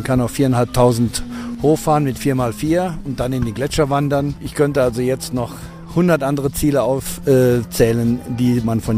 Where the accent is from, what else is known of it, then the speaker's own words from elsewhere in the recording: Germany; now in Ecuador; Als Deutscher ist es sehr leicht, in Ecuador Fuß zu fassen.